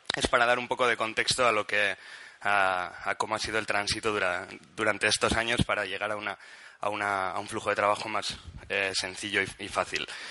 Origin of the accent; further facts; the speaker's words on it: Pamplona, Navarre, Spain; now in Barcelona, Spain; soy de Pamplona, pero vengo de Barcelona. Eh, en Barcelona trabajo